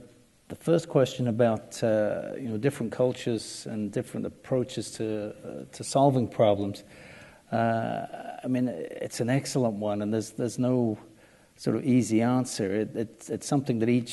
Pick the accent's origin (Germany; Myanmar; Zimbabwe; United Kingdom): United Kingdom; England; now in United States; as an Englishman